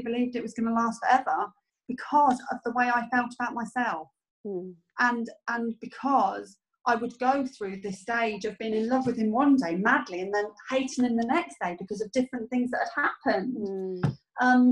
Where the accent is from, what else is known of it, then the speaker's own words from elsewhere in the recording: United Kingdom; being British